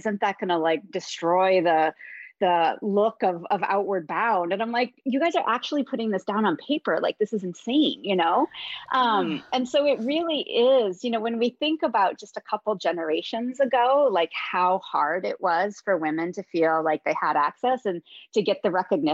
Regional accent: Midwest, United States; I grew up in the Midwest

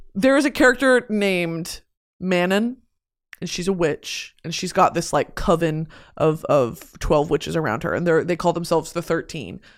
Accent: United States; also born or lived in Lewisville, Texas; I'm talking about as an American

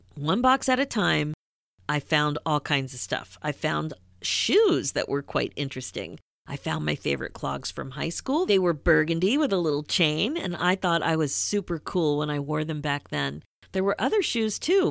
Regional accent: Philadelphia, Pennsylvania, United States; growing up in Philadelphia, Rocky was a big deal

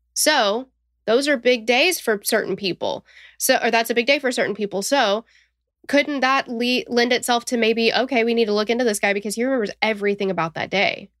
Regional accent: Tennessee, United States; accent: southern twang; we're from Tennessee

